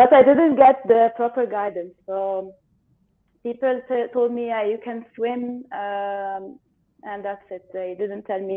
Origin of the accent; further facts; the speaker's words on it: Cairo, Cairo Governorate, Egypt; I'm in Egypt. I'm from Egypt. In Cairo.